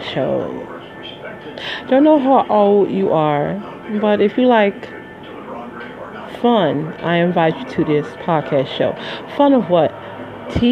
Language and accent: English; Midwest, United States; moved away; I'm from the Midwest originally